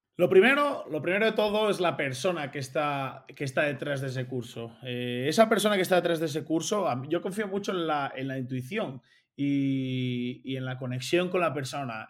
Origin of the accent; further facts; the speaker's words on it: Oviedo, Asturias, Spain; now in Andorra; yo soy asturiano, de, Oviedo concretamente